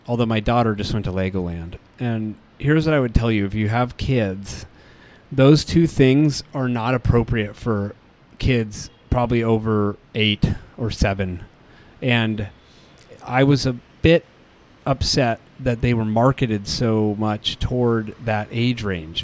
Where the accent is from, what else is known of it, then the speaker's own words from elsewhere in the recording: Colorado, United States; we're from Colorado.